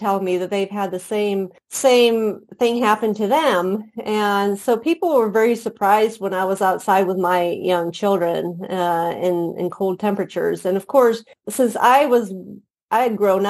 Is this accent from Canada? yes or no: no; Sweden; moved away as an adult; also born or lived in Indiana, United States; I was born and raised in Sweden